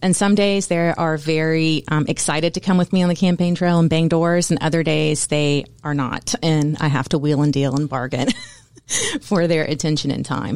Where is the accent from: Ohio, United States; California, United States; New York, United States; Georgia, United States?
Georgia, United States; Woodstock; I am from Woodstock, Georgia. We live in downtown Woodstock